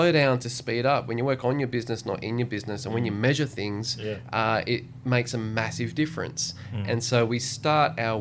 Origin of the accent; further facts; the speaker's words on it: Australia; also born or lived in Sydney, Australia / Noosa, Australia; I grew up half in Sydney and half in Noosa.